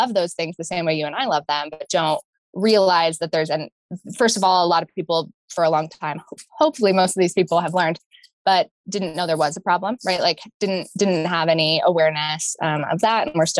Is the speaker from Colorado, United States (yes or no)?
yes; Boulder, Denver area, Colorado, United States; I'm a fifth generation Coloradan. I've lived here since I was born in the Boulder, Denver area.